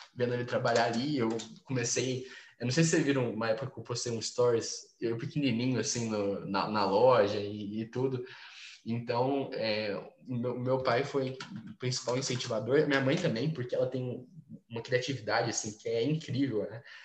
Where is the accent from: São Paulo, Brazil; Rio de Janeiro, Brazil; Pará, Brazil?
São Paulo, Brazil; Franca; sou de Franca, interior de São Paulo